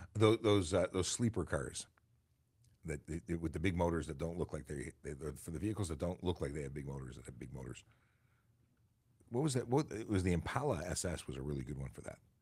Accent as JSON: {"language": "English", "town": "Toronto", "region": "Ontario", "country": "Canada", "tie": "born or raised there", "also_born_or_lived": "York Region", "said": "I grew up in Toronto"}